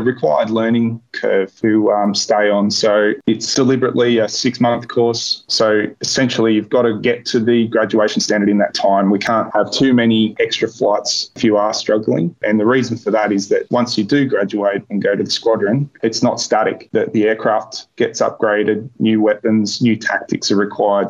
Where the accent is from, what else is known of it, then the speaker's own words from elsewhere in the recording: Port Macquarie, New South Wales, Australia; also born or lived in Bega, New South Wales / Cowra, New South Wales; I grew up in Port Macquarie